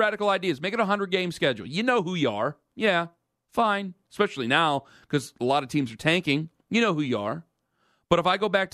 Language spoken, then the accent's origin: English; Cleveland, Ohio, United States; now in New York, United States; I'm from Cleveland